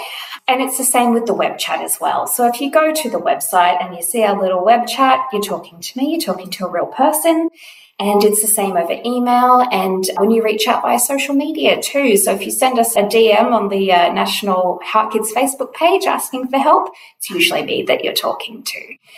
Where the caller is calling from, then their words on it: Melbourne, Victoria, Australia; I am coming to you from Nam on Wurundjeri land.